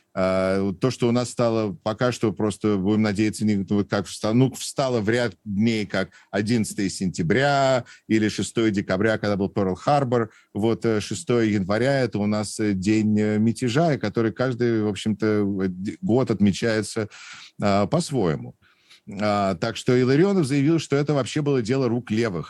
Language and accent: Russian; Moscow, Russia; now in Wisconsin, United States; я родом из Москвы, из Патриарших прудов, и, э, и ходил в Гнесинскую музыкальную десятилетку